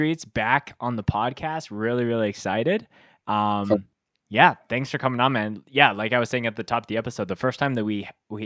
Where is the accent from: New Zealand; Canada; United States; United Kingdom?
Canada; Alberta; I'm your Canadian homie from up in Alberta